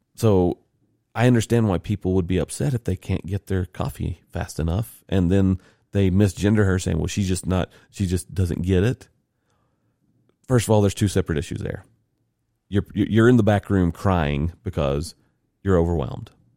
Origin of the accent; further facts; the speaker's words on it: the South, United States; I'm a white dude from the South